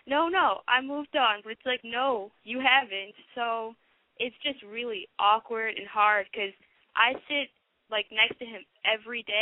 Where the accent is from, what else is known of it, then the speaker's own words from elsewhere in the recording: Milwaukee, Wisconsin, United States; Um, I'm from Milwaukee, and I'm 16.